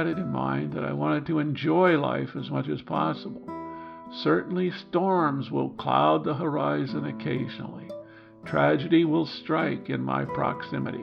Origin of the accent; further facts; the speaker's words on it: Midwest, United States; Growing up in the Midwest